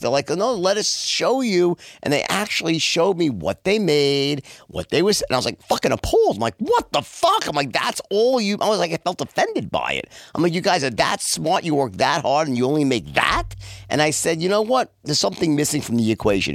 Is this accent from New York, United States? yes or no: yes; New York City, New York, United States; also born or lived in Long Island; I'm actually from Bayside, and I lived there till I was uh, my early, like 21, and then I moved into the city, then out to Long Island. But I was in New York my whole life, born and bred